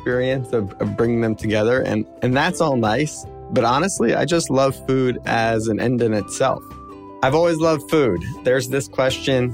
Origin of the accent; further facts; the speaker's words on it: South Florida, United States; I grew up down in South Florida